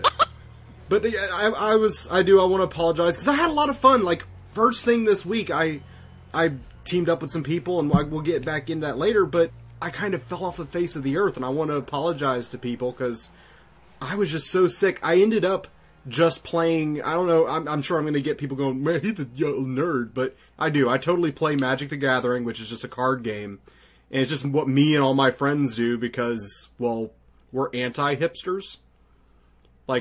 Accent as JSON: {"language": "English", "country": "United States", "said": "I'm American"}